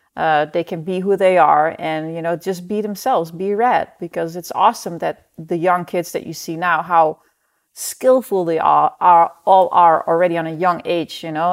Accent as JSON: {"language": "English", "country": "Netherlands", "tie": "born or raised there", "moved": "yes", "said": "I grew up in the Netherlands"}